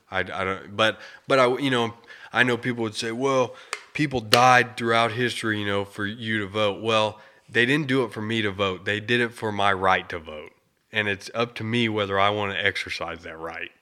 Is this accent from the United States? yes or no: yes; United States; I was born in America